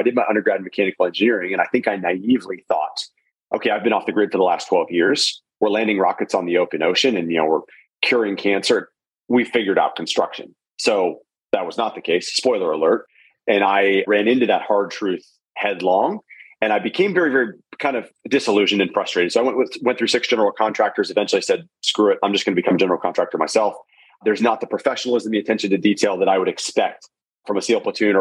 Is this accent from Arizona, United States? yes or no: yes; Arizona, United States; moved away as an adult; also born or lived in Stanford, California; now in San Diego, United States; I grew up in Arizona, loved playing sports, loved school